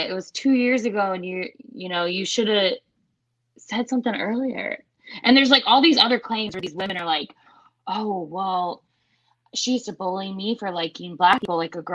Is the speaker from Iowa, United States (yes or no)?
yes; Iowa, United States; I'm from Iowa.